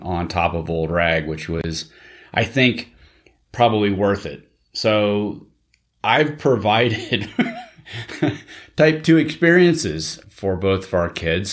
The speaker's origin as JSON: {"language": "English", "region": "Central Valley of California", "country": "United States", "tie": "born or raised there", "said": "growing up in the Central Valley of California"}